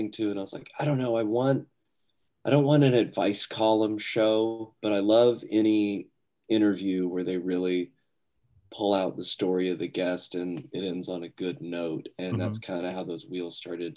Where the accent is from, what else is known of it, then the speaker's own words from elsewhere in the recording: Grand Prairie, Texas, United States; I grew up in Grand Prairie. I've lived here in North Texas my entire life.